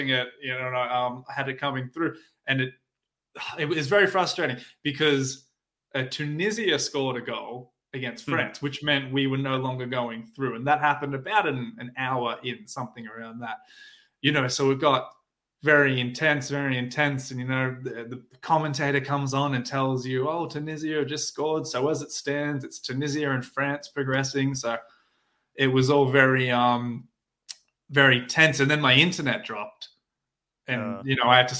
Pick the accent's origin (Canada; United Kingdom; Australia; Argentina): Australia; I'm from Australia